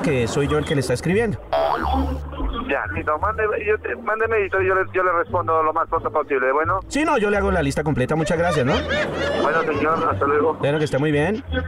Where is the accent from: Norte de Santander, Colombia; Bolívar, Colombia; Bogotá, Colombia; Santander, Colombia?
Bogotá, Colombia; yo soy de Bogotá